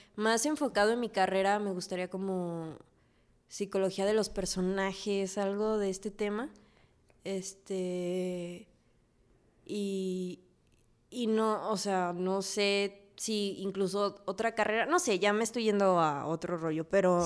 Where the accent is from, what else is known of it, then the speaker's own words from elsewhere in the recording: Mexico; amo México y más que como mexicana